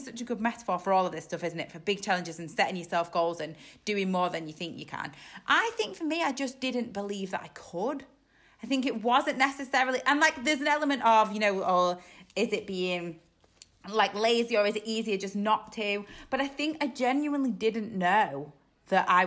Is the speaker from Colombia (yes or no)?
no; Isle of Man; moved away as an adult; now in Yorkshire, United Kingdom; I'm from the Isle of Man, but I moved to Yorkshire when I was in my early 20s.